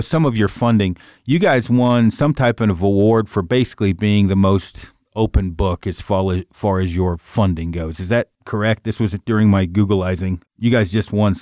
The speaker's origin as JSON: {"language": "English", "region": "Oregon", "country": "United States", "said": "I'm from Oregon"}